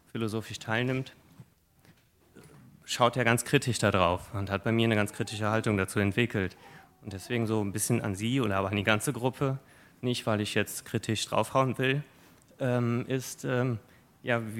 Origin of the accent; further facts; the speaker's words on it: Odenthal, North Rhine-Westphalia, Germany; ich komme aus Odenthal.